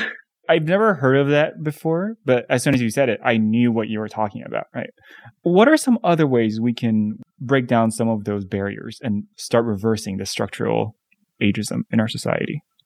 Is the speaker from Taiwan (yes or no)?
yes; Taiwan; now in United States; I grew up in Taiwan